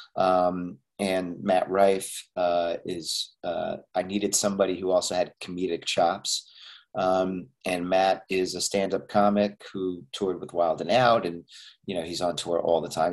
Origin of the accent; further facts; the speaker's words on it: Montreal, Quebec, Canada; I'm also Canadian, by the way, yeah, I was born yeah. and raised in Montreal